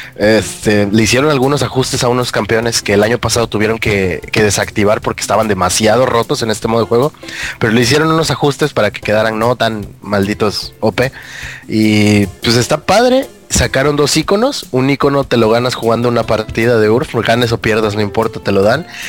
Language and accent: Spanish; Acapulco, Guerrero, Mexico; now in Mexico City, Mexico; me vine a mi pueblo